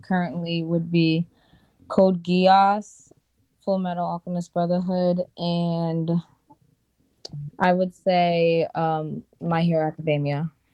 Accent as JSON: {"language": "English", "region": "Rhode Island", "country": "United States", "said": "I'm from Rhode Island"}